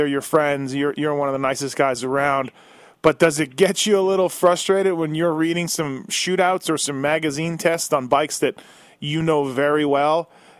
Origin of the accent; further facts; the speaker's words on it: Canada; I grew up in Canada